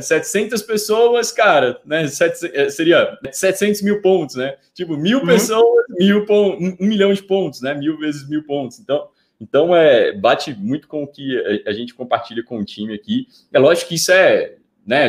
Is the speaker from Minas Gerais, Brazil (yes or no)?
yes; bordering Bahia, small town in northern Minas Gerais, Brazil; also born or lived in Montes Claros; na minha cidade natal, já que você tocou nesse ponto, eu sou de uma cidade muito pequena também, né? No norte de Minas Gerais, divisa com a Bahia